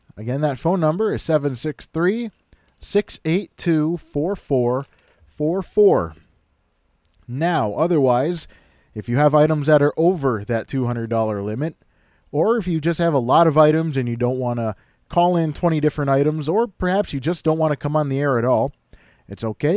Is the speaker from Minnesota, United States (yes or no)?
yes; Kimball, Minnesota, United States; my hometown of Kimball